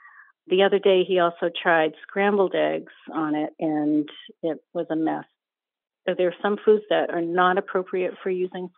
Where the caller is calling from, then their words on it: Warwick, Rhode Island, United States; I'm calling from Warwick, Rhode Island.